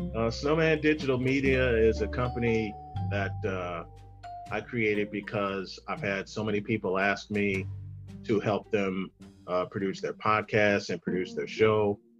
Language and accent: English; Chicago, Illinois, United States; moved away; my hometown of Chicago